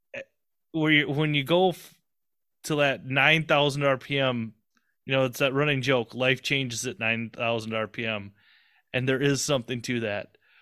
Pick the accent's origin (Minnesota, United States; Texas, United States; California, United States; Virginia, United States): Minnesota, United States; I'm just a Minnesota kid